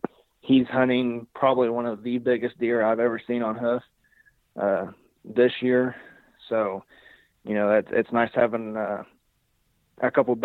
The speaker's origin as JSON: {"language": "English", "region": "Illinois", "country": "United States", "said": "I'm from Southern Illinois."}